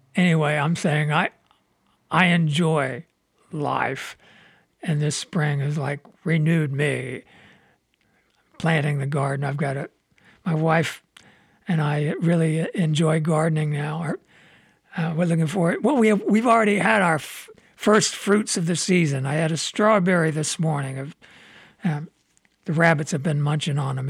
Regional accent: Midwest, United States; also born or lived in Southern California; now in Michigan, United States; I grew up in the Midwest

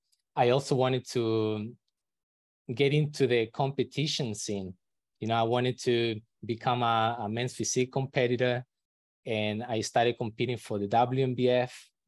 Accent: Chile; first language Spanish; English is a second language; moved away as an adult; also born or lived in Brisbane, Australia; I'm actually from Chile, but I lived in Australia for about 6 years. I moved there when I had just turned 18.

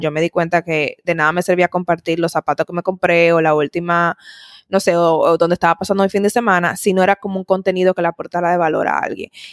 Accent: Dominican Republic; moved away as an adult; also born or lived in Italy; soy dominicana

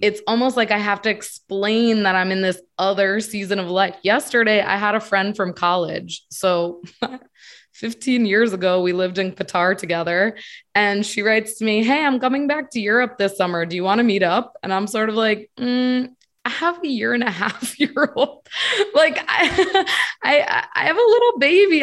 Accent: Connecticut, United States; moved away as an adult; also born or lived in Virginia; I'm from Connecticut, born and raised

